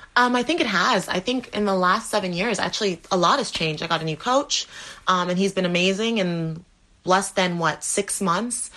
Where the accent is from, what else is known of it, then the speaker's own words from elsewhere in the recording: Dominica; I was born in the Caribbean, Dominica